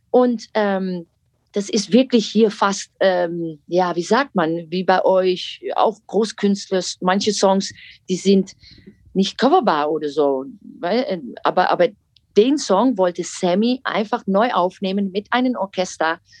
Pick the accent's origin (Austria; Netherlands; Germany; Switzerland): Netherlands; German is a second language; moved away; Ihr seid doch Deutsch, ich nicht.